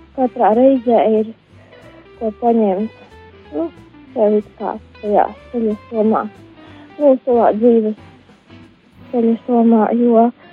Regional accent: Balvi, Latgale, Latvia; esmu no balviem.

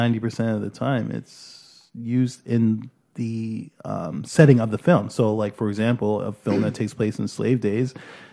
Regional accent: Brampton, Ontario, Canada; born or raised there; also born or lived in Toronto

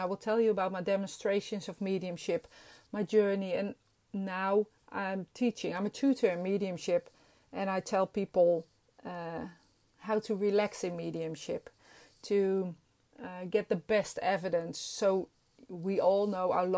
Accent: Netherlands; English is a second language; I'm Dutch and this is not my first language

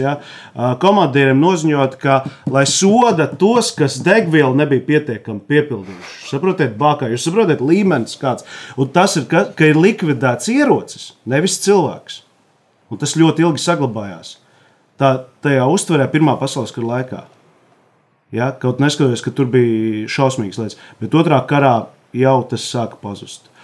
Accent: Jēkabpils, Latvia; Es no Jēkabpils, tur ir Kruspils.

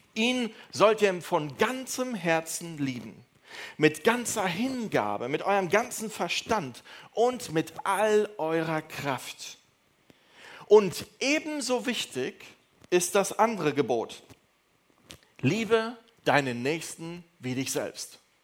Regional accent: Neuss, North Rhine-Westphalia, Germany; ich komme aus, äh, aus Düsseldorf, aus Neuss

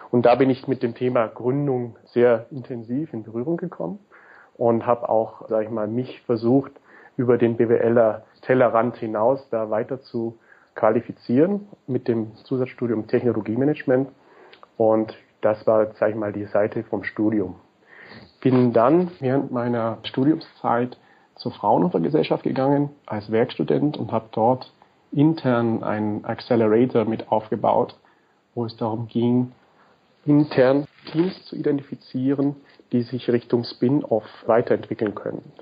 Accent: Augsburg, Bavaria, Germany; Ich komme ursprünglich aus Augsburg

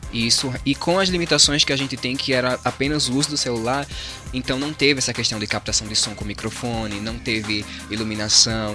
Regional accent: João Alfredo, Pernambuco, Brazil; na cidade de Bom Jardim, que é a vizinha João Alfredo, onde a gente é

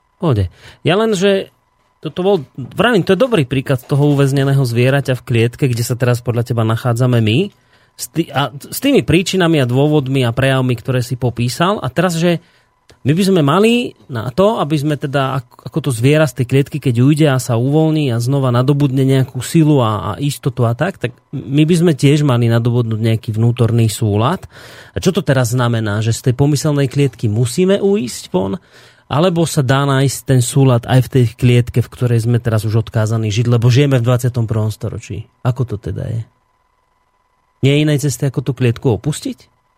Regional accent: Hnúšťa, Banská Bystrica Region, Slovakia; ja to je moje rodisko

